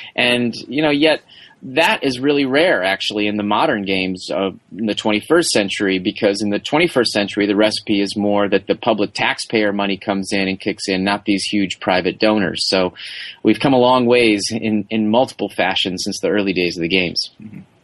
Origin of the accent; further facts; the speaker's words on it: Madison, Wisconsin, United States; I grew up in Wisconsin